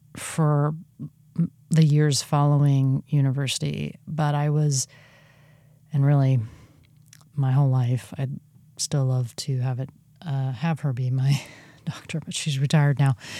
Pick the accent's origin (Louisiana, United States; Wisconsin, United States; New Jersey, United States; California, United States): California, United States; moved away as an adult; also born or lived in Oregon; my home state of California